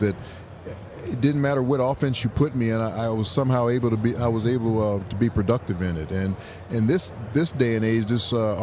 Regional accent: Los Angeles, California, United States; I grew up in Los Angeles

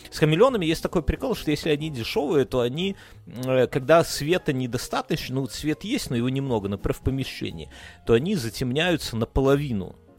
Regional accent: Belarus; Russian is a second language; мы как белорусы

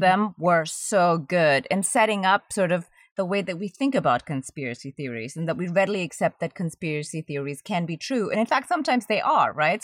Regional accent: Germany; also born or lived in Indonesia; now in United States; I grew up in Germany, so I speak German

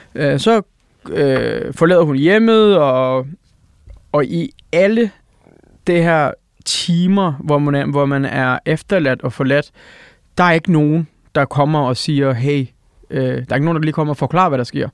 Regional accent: Odense, Southern Denmark, Denmark; Danish is a second language; also born or lived in Eskişehir, Turkey; det område, hvor jeg er opvokset. Hmm vi, vi flytter til Senderum

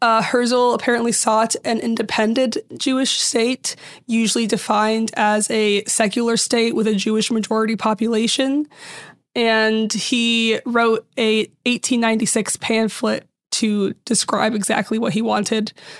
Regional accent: Syria; I'm from Syria, but even in Syria, everyone, like in most Middle Eastern countries, there was a mix of all these religions

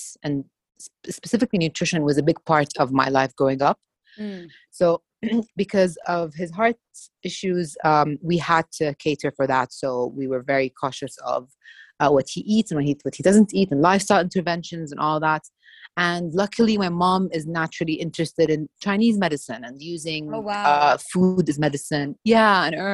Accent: Jordan; I'm from Jordan, born and raised

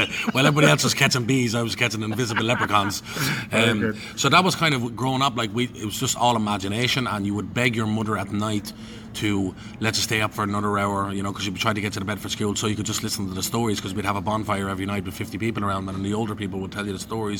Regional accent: Dublin, Leinster, Ireland; also born or lived in London; Because I was brought up with a sort of identity issues around being born in London. Mm-hmm. You know, I came back when I was 11 months old, lived in Coolock most of my life

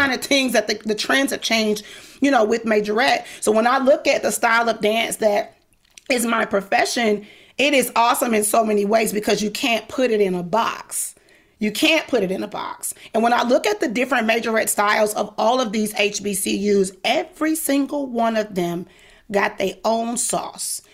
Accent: the South, United States; I'm Southern. I'm from the South

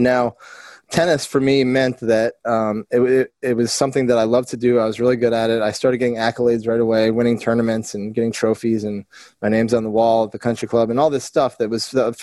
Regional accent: Vermont, United States; moved away as an adult; also born or lived in Charlotte, North Carolina / Fort Lauderdale / Miami; my journey started in Vermont. And growing up in Vermont

